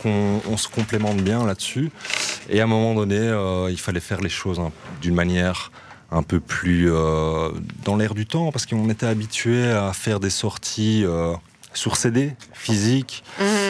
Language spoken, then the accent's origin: French; Brussels, Brussels-Capital Region, Belgium; nous, on vient de Jette de base. Ah, moi personnellement, je viens de ce quartier-là. On vient du nord de Bruxelles, Jette, euh, Laken